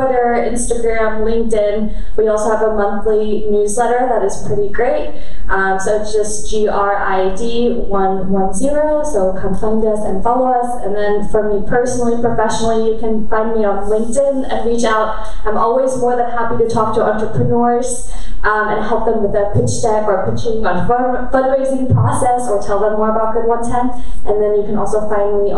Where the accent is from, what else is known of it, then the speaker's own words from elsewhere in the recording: Germany; I grew up in Germany, and I'm half Korean